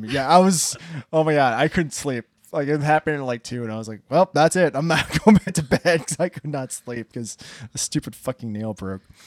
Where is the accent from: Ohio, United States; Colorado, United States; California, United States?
Ohio, United States; Hilliard; I'm from Hilliard, so I have a lot of stories from there